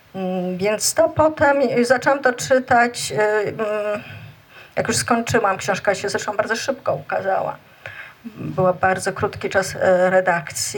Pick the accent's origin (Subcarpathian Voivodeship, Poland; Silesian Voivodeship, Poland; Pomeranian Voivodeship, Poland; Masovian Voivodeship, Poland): Masovian Voivodeship, Poland; Warsaw; tam gdzie mieszkam, na Bielanach i chodziłam tam całe życie, bo gdzieś tam też e, się urodziłam i wychowałam.